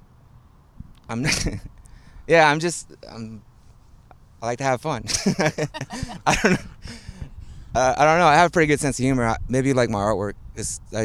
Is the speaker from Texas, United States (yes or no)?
yes; Houston, Texas, United States; also born or lived in Monterrey, Mexico; I was born in Monterrey, and so my parents moved here when I was 3 or 4, and they moved to like the north side of the city, kind of like Quitman, Fulton area, and I spent like 6-8 years there.